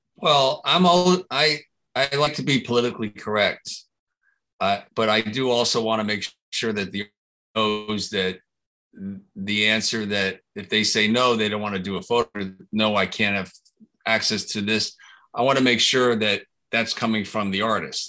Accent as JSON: {"language": "English", "region": "New Jersey", "country": "United States", "tie": "born or raised there", "said": "I was an hour from New York City"}